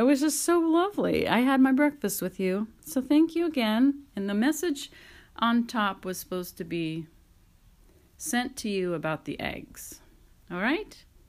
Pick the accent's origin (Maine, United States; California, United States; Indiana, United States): California, United States; I'm American and from California